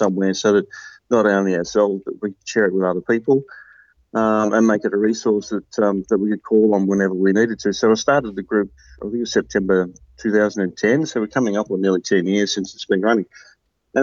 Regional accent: Tasmania, Australia; moved away as an adult; now in Victoria, Australia; I grew up in Tasmania, down in the southern part of Australia

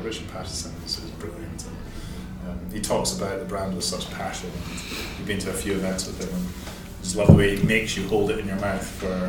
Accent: Aberdeen, Scotland, United Kingdom; So I'm from Aberdeen. So I grew up from Aberdeen.

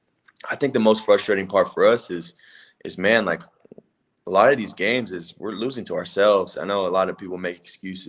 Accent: West Coast, United States; I grew up on the West Coast too.

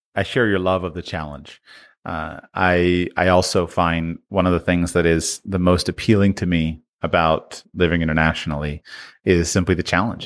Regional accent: Jupiter, Florida, United States; moved away as an adult; I'm from South Florida, right? Jupiter, Florida

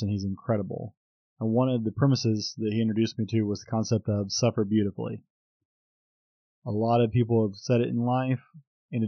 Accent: United States; I'm an American

